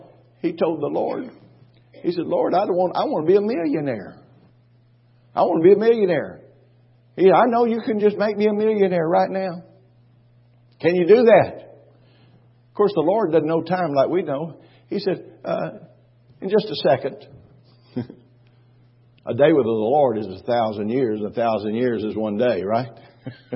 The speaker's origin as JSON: {"language": "English", "region": "Texas", "country": "United States", "said": "I was from Texas"}